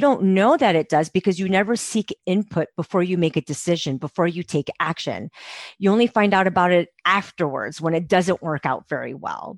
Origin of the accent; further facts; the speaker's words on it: Montreal, Quebec, Canada; moved away as an adult; now in Calgary, Canada; I'm from Montreal